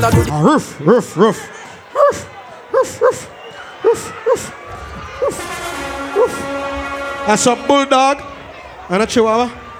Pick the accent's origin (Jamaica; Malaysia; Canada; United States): Jamaica; Portmore, Saint Catherine; I'm from Portmore, so that's it.